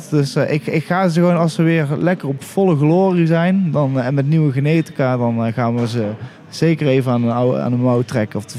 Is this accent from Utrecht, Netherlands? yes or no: yes; Utrecht, Netherlands; Ja, ik kom uit Utrecht.